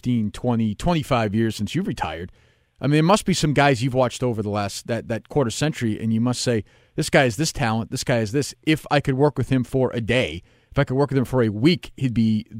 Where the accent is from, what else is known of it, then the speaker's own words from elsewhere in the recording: Winchester, Massachusetts, United States; growing up in Winchester, Massachusetts, in the 80s